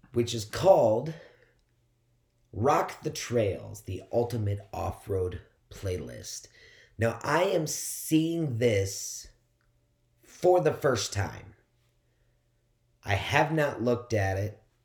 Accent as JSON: {"language": "English", "region": "Midwest", "country": "United States", "tie": "born or raised there", "also_born_or_lived": "West Coast", "moved": "yes", "said": "living on the West Coast and growing up in the Midwest"}